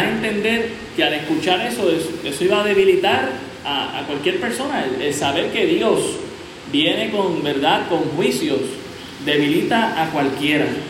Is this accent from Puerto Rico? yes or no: yes; Puerto Rico